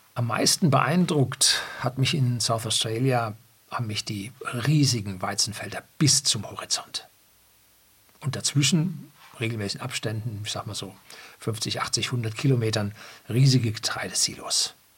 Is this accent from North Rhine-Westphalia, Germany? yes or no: no; Upper Bavaria, Germany; bei uns in Oberbayern